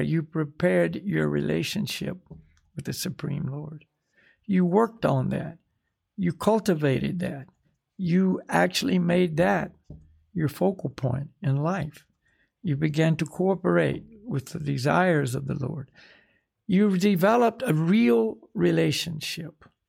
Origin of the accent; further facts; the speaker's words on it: United States; I'm from America, you know. In other words, this is where I took my birth this time